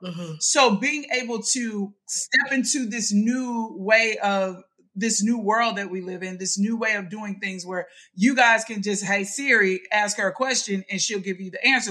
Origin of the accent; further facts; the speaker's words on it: Mississippi, United States; I grew up in Mississippi.